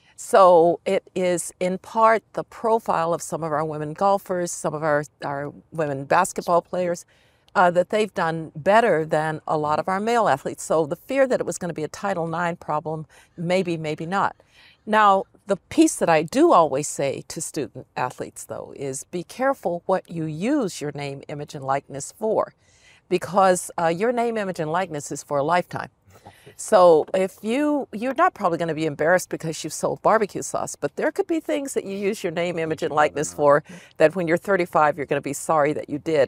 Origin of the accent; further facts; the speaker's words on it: Denver, Colorado, United States; I grew up in Denver